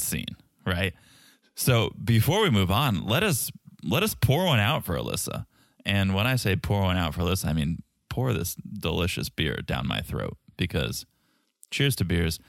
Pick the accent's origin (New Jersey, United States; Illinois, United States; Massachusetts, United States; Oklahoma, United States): Massachusetts, United States; Boston; accent: Boston; my Boston accent